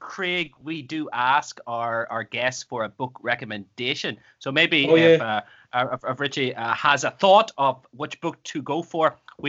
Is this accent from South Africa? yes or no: no; Tipperary, Munster, Ireland; born or raised there; moved away